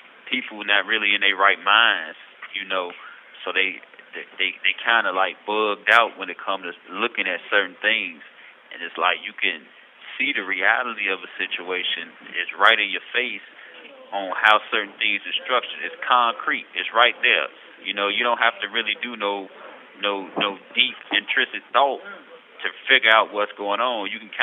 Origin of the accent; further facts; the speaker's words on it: United States; growing up in America